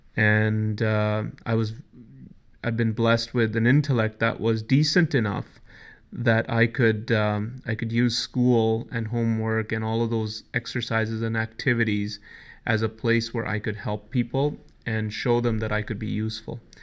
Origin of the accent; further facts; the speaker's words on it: New Delhi, Delhi, India; now in Canada; growing up in New Delhi, as, as you know, I was born in New Delhi